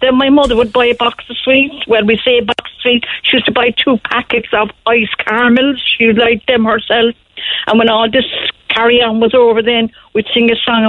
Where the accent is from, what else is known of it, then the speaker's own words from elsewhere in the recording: Cork, Munster, Ireland; when I was growing up in Fardenry. I grew up with, there was 10 of us there in Fardenry